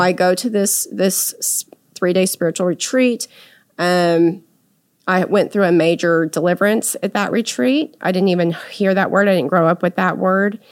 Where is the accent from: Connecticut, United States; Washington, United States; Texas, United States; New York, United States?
Texas, United States; San Antonio; now in Dallas, United States; in my hometown there in San Antonio